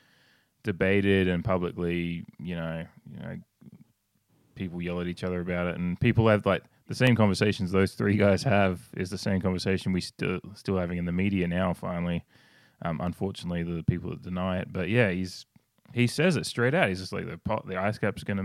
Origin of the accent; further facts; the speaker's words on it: Australia; I come from Australia, and it's a different kind of heat.